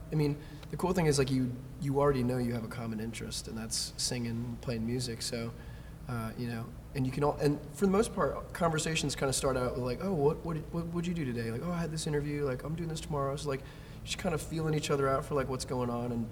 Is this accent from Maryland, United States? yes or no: yes; Myersville, Maryland, United States; I'm 26, and I'm from Myersville, Maryland.